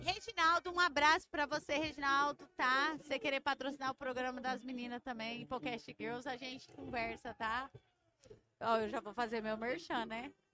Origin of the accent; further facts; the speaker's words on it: Iporã, Paraná, Brazil; Nós somos de Iporã, Leandro. Iporã, Paraná, perto de Guaíra do Paraguai